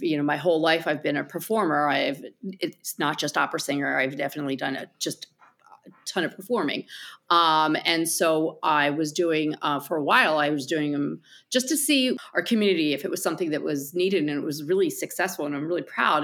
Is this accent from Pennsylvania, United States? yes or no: no; New Jersey, United States; accent: New Jersey; my accent from New Jersey